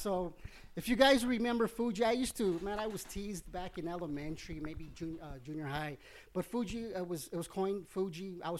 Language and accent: English; El Paso, Texas, United States; I'm from Chuco, man.